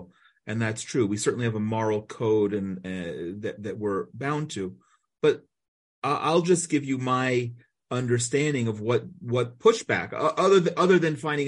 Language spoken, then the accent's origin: English; United States; now in Israel; We as American Jews are, as in America, we were minorities.